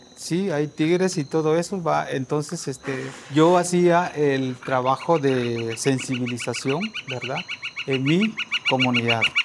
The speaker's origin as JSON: {"language": "Spanish", "country": "Guatemala", "moved": "as an adult", "lives_now": "Mexico City, Mexico", "said": "soy de Guatemala"}